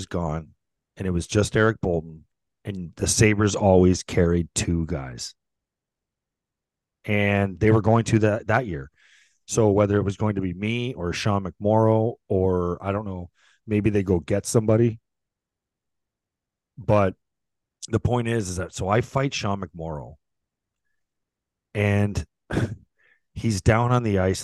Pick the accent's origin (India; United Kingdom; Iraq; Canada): Canada; St. Catharines, Ontario; we are at Garden City Arena in St. Catharines, my hometown